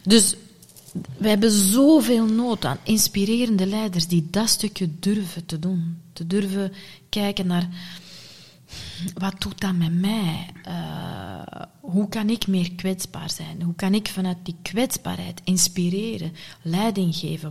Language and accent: Dutch; Sint-Niklaas, Flanders, Belgium; ik ben geboren en getogen in Sint-Niklaas